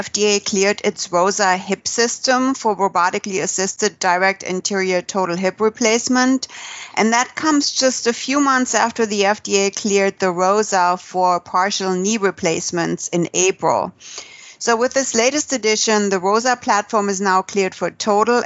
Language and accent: English; San Diego, California, United States; here in my hometown in San Diego